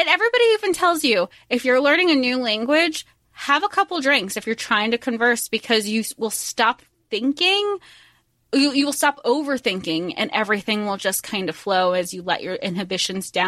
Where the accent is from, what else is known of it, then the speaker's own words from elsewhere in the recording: Florida, United States; We grew up in Florida